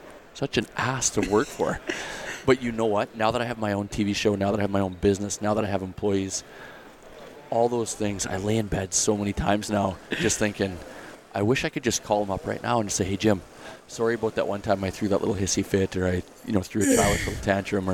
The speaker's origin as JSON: {"language": "English", "country": "Canada", "said": "being a Canadian kid"}